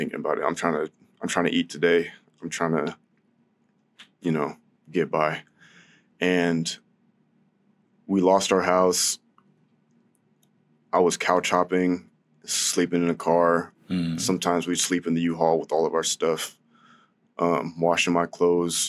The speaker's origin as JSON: {"language": "English", "town": "San Diego", "region": "California", "country": "United States", "tie": "born or raised there", "said": "I was born in San Diego, lived out there with my whole family in this little house on Tate Street."}